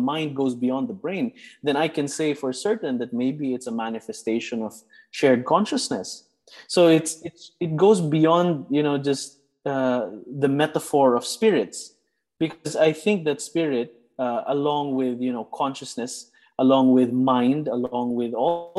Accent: Philippines; as a Filipino Catholic

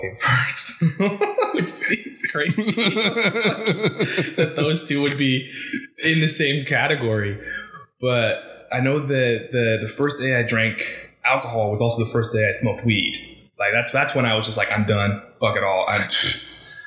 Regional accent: Oregon, United States; moved away as an adult; also born or lived in Nebraska / Utah / New York; now in Texas, United States; I grew up in Oregon, but I've kind of been all over the place

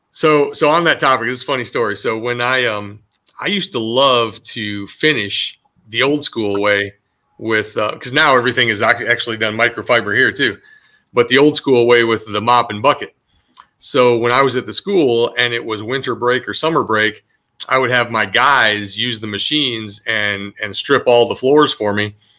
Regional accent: Iowa, United States; now in North Carolina, United States; I grew up in Iowa where there was a, a high education level and a strict work ethic

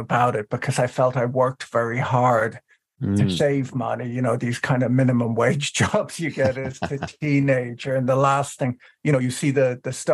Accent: Ireland; moved away as an adult; now in United States; I was born in the United States, but grew up in Ireland

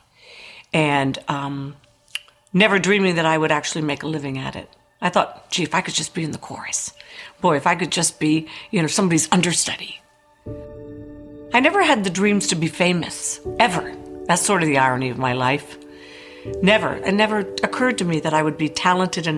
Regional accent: Paris, Île-de-France, France; where I was born in Paris

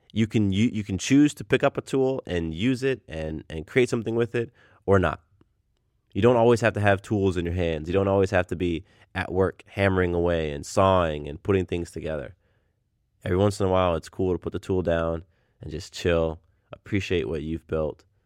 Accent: Del Mar, California, United States; moved away; I'm from Southern California. I was born in, uh, a small town called Del Mar, which is north of San Diego

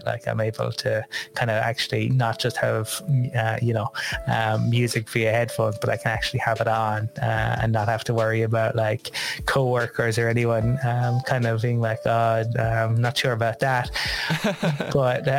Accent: Ireland; growing up in Ireland

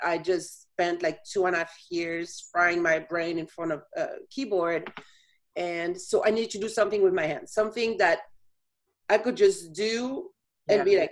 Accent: France; moved away as an adult; now in Chicago, United States; I was born and raised in France and moved to Chicago in 1998 after having lived in several countries.

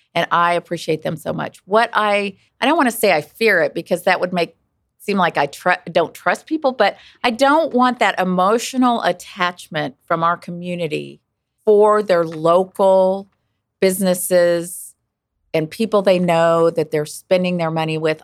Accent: Wichita, Kansas, United States; I grew up in Wichita

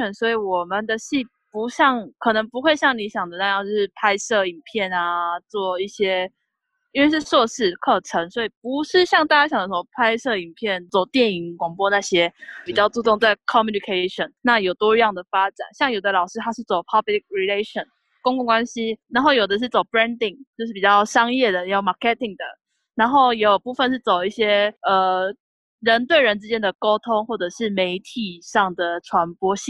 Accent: Tainan, Taiwan; now in South Korea; 不是我讲话真的本来就有口音，很不台南人的口音。对，大学时候就被。就被常常被问你是台湾人吗？

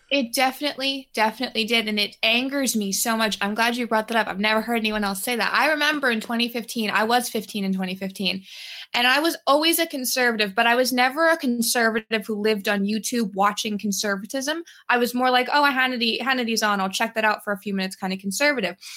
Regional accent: New York City, New York, United States; also born or lived in Brooklyn; I grew up in New York City. I grew up in Manhattan. I was born in Brooklyn

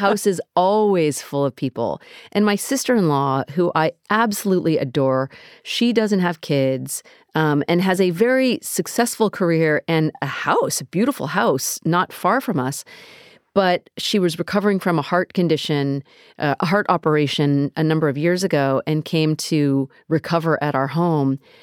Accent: United States; I grew up in America

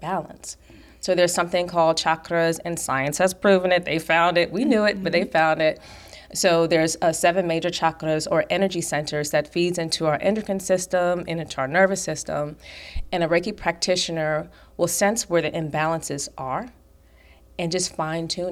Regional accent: New York, United States; I was taught that stress is just a way of life growing up in New York

